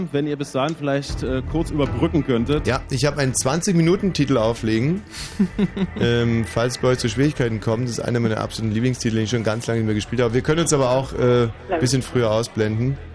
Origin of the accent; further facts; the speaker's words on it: Potsdam, Brandenburg, Germany; das können wir als Potsdamer natürlich nicht wissen.